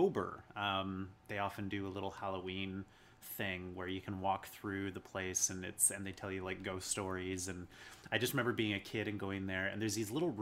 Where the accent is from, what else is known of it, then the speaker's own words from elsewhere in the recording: Chilliwack, British Columbia, Canada; also born or lived in Dawson Creek, British Columbia; now in Vancouver, Canada; I grew up in Chilliwack in the Fraser Valley. And then I moved right the heck out of there when I turned 18 and came to Vancouver.